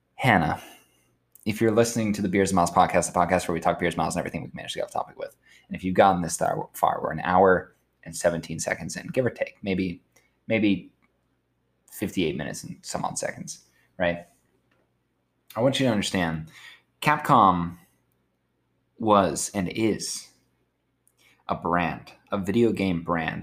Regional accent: New Philadelphia, Ohio, United States; moved away; my hometown, which is New Philadelphia, Ohio, you can look it up. Population 14,000.

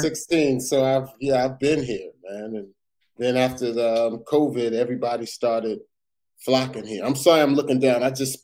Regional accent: Perth Amboy, New Jersey, United States; the first time I ever touched the mic and told a joke was in my hometown, Perth Amboy, New Jersey.

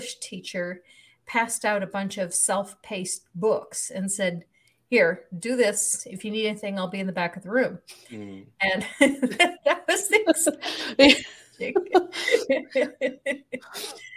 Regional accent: Wisconsin, United States; moved away as an adult; also born or lived in Texas / Indiana; We were both born and raised in Wisconsin

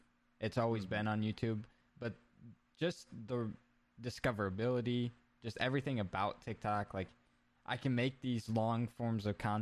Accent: Iowa, United States; also born or lived in Ankeny, Iowa; I'm from Iowa as well as Ben is

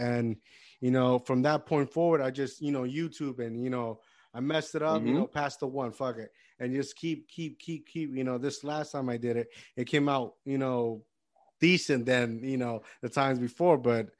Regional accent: Puerto Rico; moved away; I grew up in Puerto Rico

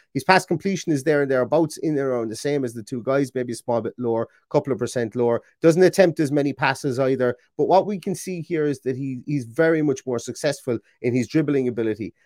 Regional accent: Ireland; being Irish as well, and having a sister with an Irish name

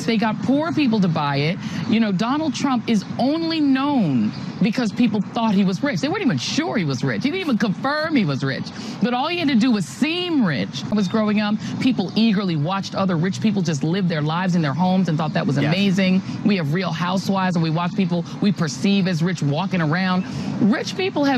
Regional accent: Colorado, United States; I grew up in Colorado

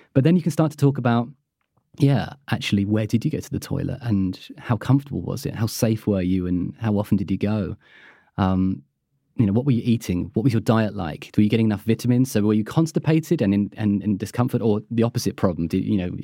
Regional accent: United Kingdom; being British

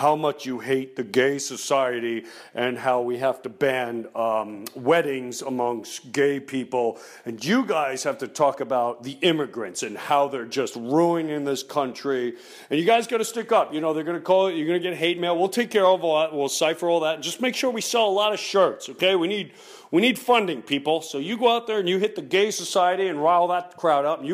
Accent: United States; I'm American

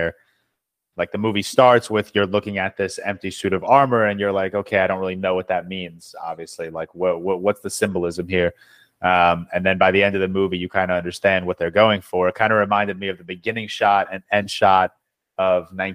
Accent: New York, United States; I'm born and raised in New York

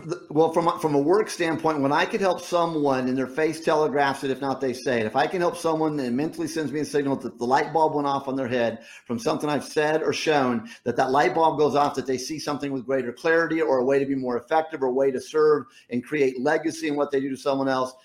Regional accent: Rocky Mountains, United States; moved away; growing up in the Rocky Mountains

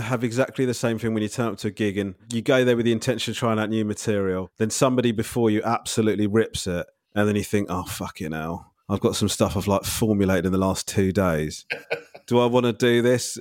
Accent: Crawley, South East England, United Kingdom; I was brought up in Crawley

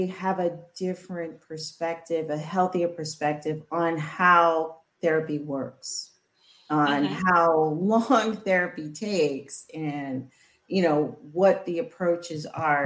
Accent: Louisiana, United States; growing up in Louisiana with, you know, parents and great grandparents who had been on the plantation

